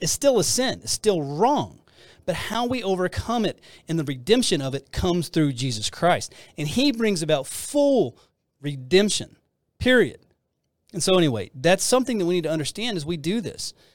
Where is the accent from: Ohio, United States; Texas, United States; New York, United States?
Texas, United States; I'm from Texas